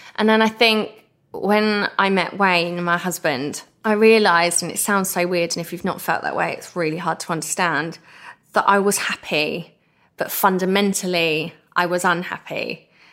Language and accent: English; Essex, East of England, United Kingdom; I'm the girl from Essex that did good